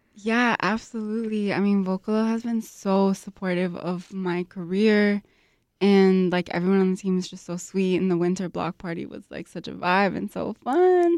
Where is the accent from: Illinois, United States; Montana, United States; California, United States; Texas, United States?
Illinois, United States; Chicago; I was born and raised here in Chicago to Lebanese immigrants